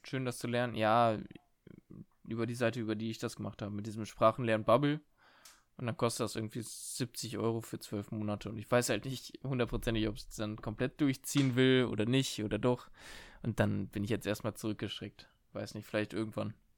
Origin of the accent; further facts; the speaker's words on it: Germany; als Deutsche mit unserem, äh, mit unseren 5, 6, 7 Jahren äh, Englisch in der Schule